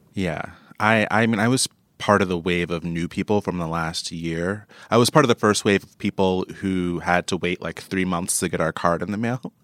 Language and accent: English; New York, United States; as a New Yorker